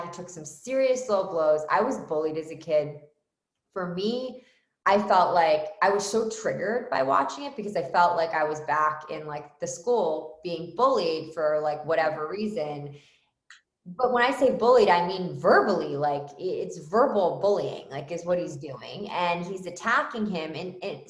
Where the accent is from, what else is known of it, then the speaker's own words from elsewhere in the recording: Philadelphia, Pennsylvania, United States; moved away as an adult; now in Canada; I'm Irish, Catholic, from Philadelphia, originally, that's where I was born.